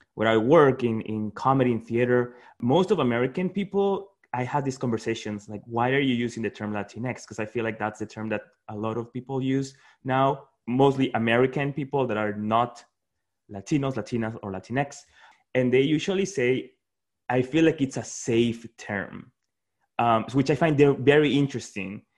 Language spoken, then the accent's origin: English; Peru; moved away as an adult; now in Washington, DC, United States; I was born and raised in Peru, and, and then I've just been living in DC for eight years